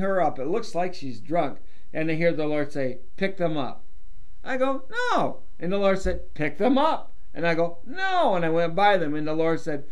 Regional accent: Diamond Springs, Michigan, United States; I grew up in Diamond Springs, Michigan, in the middle of the corn

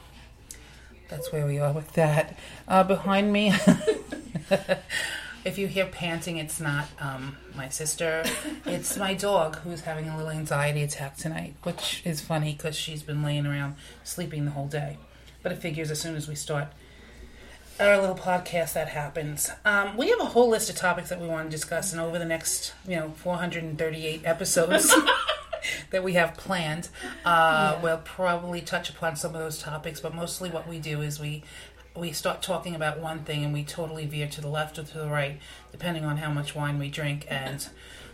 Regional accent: New York City, New York, United States; we're both from Staten Island, and we live next to each other.

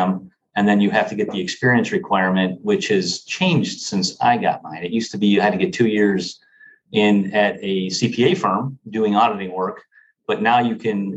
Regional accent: Marilla, New York, United States; I grew up in a small town outside of Buffalo, New York, Marilla, New York

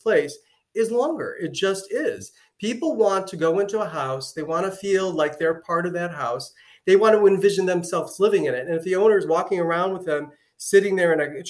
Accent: Cleveland, Ohio, United States; now in Southwest Florida, United States; I'm from Cleveland

